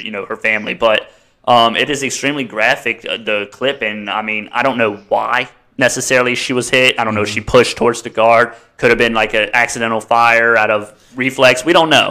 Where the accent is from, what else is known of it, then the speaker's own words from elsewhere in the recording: United States; as an American